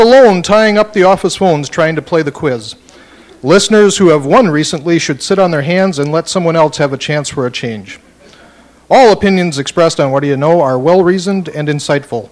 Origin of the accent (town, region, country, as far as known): Milwaukee, Wisconsin, United States